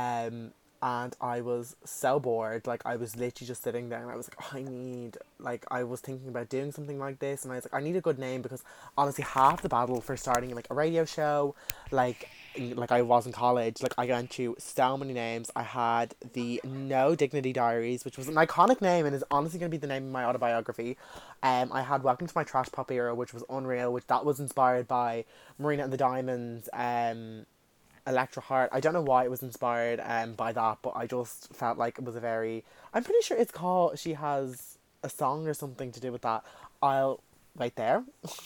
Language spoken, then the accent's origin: English; Dublin, Leinster, Ireland; accent: South Dublin; as you can tell by my accent, I do live in Dublin, south side